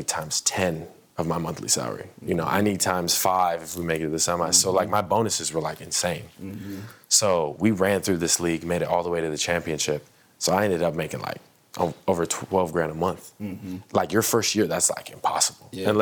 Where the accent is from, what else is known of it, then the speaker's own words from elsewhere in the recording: United States; when I play in these other countries, I count as American import.